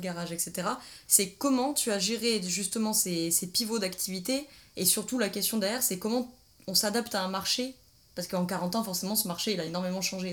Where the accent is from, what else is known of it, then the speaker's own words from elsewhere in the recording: Drôme provençale, Auvergne-Rhône-Alpes, France; nous sommes originaires de Drôme provençal